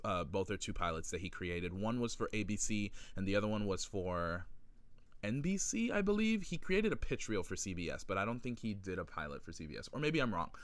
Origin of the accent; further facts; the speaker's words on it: Miami, Florida, United States; moved away as an adult; also born or lived in New York City; right now I am in Miami, Florida, where is my hometown